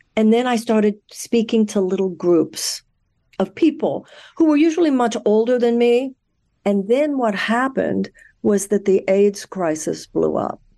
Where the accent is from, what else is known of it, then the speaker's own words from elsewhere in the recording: Houston, Texas, United States; I was born in Houston, Texas. I was raised there.